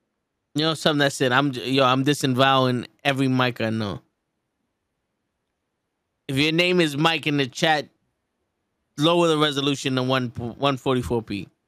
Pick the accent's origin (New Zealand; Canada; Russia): Canada; Saskatchewan; AEW Dynamite is coming to my hometown of Saskatchewan.